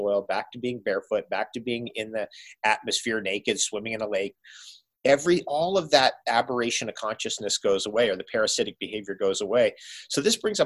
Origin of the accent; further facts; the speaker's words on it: Toms River, New Jersey, United States; also born or lived in Seaside Heights, New Jersey / Philadelphia, Pennsylvania / New York City, New York; we lived on the Jersey Shore, an hour drive from the Jersey Shore where we were, Tom's River, where I was born in Seaside Heights